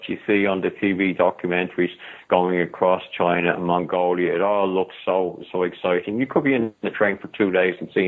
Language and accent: English; Ireland; I'm from Ireland